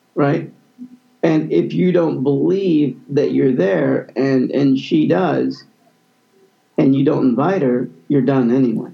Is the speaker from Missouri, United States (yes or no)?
yes; Kansas City, Missouri, United States; growing up in Kansas City